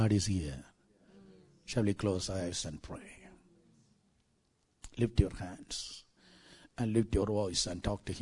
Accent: South India, India; I'm from South India

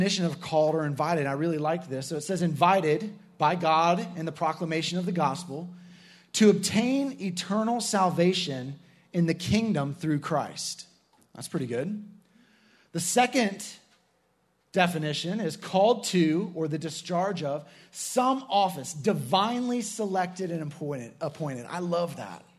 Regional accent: Iowa, United States; moved away; I'm from Iowa

